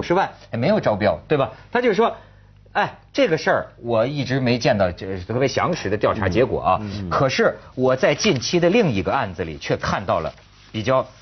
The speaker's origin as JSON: {"language": "Chinese", "country": "China", "said": "我作为一个大陆人"}